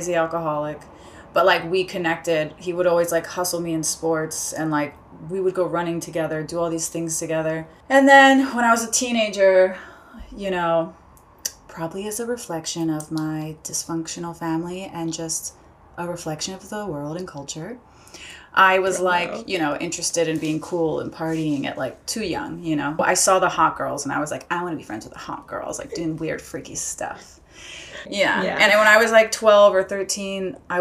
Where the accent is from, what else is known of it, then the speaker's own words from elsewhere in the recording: Baltimore, Maryland, United States; I'm from Baltimore, and I am from like Baltimore City